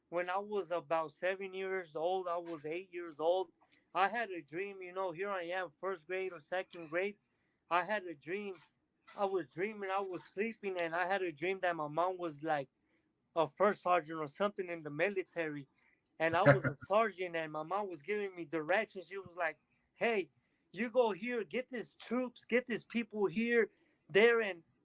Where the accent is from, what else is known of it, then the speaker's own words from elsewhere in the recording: Delano, California, United States; I grew up in Delano, California